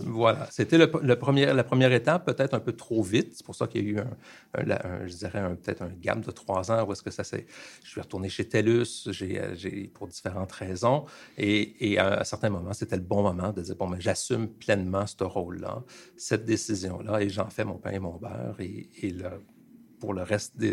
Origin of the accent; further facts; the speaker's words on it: Montreal, Quebec, Canada; also born or lived in Plateau-Mont-Royal, Montreal; je suis quelqu'un de un produit de Montréal, de Ville-Saint-Laurent. J'ai grandi à Ville-Saint-Laurent.